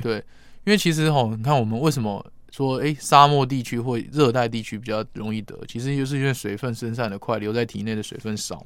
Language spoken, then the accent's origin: Chinese; Taiwan; 我们台湾人